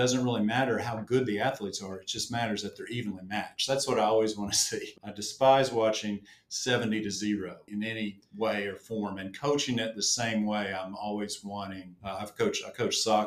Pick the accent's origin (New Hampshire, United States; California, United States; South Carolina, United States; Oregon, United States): South Carolina, United States; Spartanburg; moved away as an adult; also born or lived in Chapel Hill, North Carolina; now in Charlotte, United States; I grew up in Spartanburg, South Carolina, and then have been at the Observer now almost 30 years